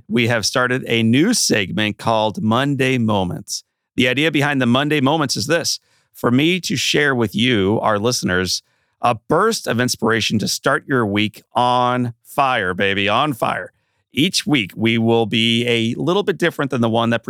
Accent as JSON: {"language": "English", "town": "St. Louis", "region": "Missouri", "country": "United States", "tie": "born or raised there", "said": "growing up in St. Louis, Missouri"}